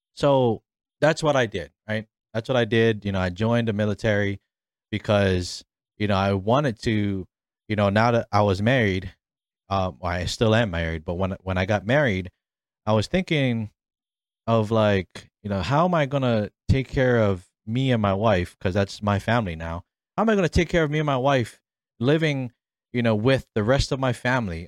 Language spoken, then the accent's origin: English; Honolulu, Hawaii, United States; moved away as an adult; also born or lived in Waipahu, Hawaii / Mililani, Hawaii / Ewa Beach, Hawaii; now in Arizona, United States; I was born and raised in, uh, the beautiful islands of Hawaii, specifically on the island of Oahu, um, in my hometown, Kalehi.